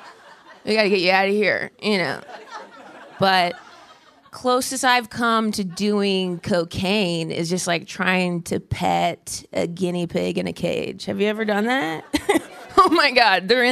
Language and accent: English; Dayton, Ohio, United States; Dayton, my hometown of Ohio